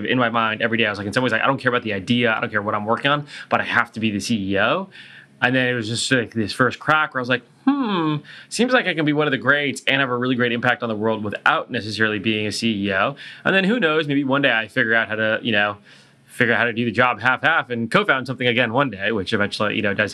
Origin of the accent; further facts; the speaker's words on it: Silicon Valley, California, United States; when I was growing up in Silicon Valley